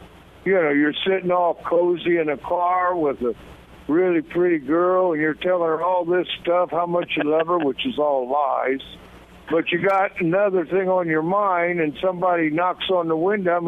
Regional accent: Montana, United States; because I come from Montana

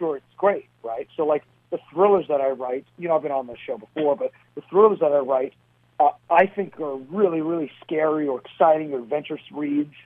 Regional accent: New York City, New York, United States; moved away as an adult; now in Princeton, New Jersey; We grew up in Staten Island in the 80s and early 90s

